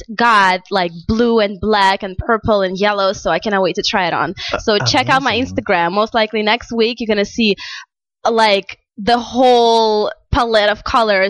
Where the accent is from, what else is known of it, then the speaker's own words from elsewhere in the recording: Moscow, Russia; first language Russian; English is a second language; moved away as an adult; now in Los Angeles, United States; I was born in Russia. I moved here a couple of years ago, and I love it here in LA.